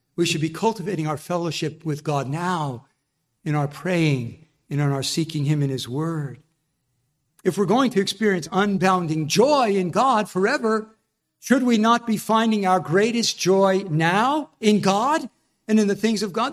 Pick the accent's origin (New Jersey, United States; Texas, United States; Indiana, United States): New Jersey, United States; I'm from New Jersey